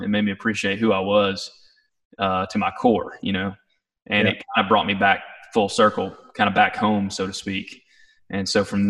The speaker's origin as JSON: {"language": "English", "region": "East Tennessee", "country": "United States", "tie": "born or raised there", "said": "I grew up in East Tennessee"}